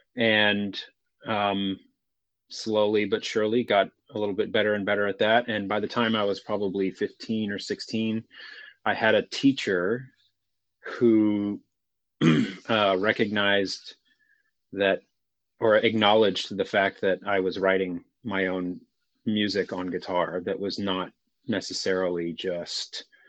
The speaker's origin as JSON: {"language": "English", "town": "Houston", "region": "Texas", "country": "United States", "tie": "born or raised there", "said": "born and raised in Houston, Texas"}